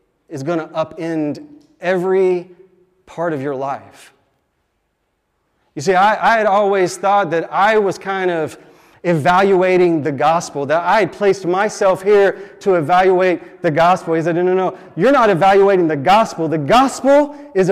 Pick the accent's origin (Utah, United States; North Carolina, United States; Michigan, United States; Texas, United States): Texas, United States; Dallas; I grew up in Dallas, Texas, and I didn't grow up going to church.